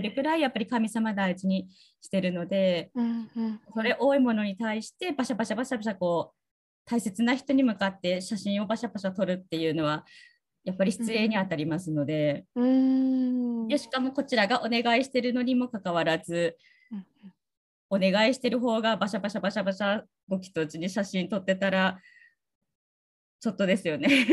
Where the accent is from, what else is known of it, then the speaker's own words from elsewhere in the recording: Tsugaru, Aomori, Japan; accent: Tsugaru dialect; 私の津軽弁の英語だと